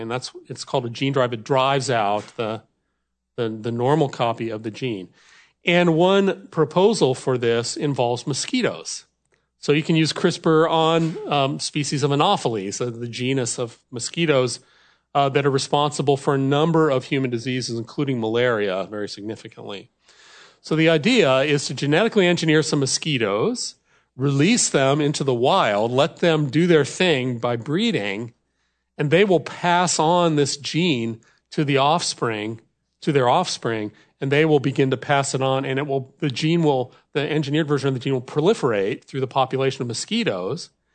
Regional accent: Wisconsin, United States; I come from America's dairy land, so cows are a big deal in Wisconsin.

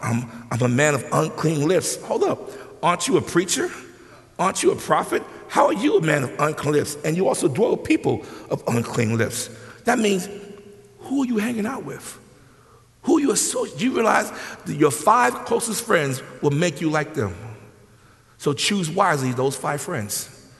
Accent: New York, United States; moved away as an adult; now in San Diego, United States; I'm from New York, and God, and literally, I dislike California. I don't like California. I don't. I'm a New Yorker.

